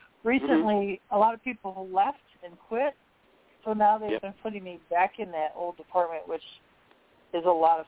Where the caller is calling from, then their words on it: Indiana, United States; I'm calling from Indiana.